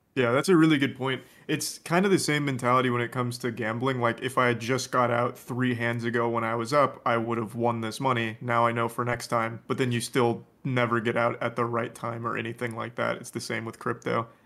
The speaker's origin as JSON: {"language": "English", "region": "Florida", "country": "United States", "tie": "born or raised there", "moved": "yes", "said": "I grew up in Florida"}